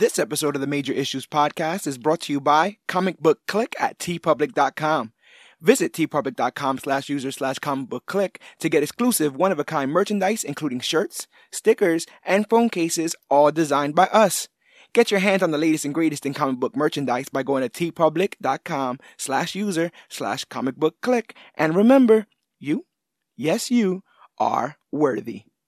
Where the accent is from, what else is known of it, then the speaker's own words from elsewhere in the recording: New York, United States; also born or lived in Oklahoma / Texas; we have a distinctively different outlook because we're from New York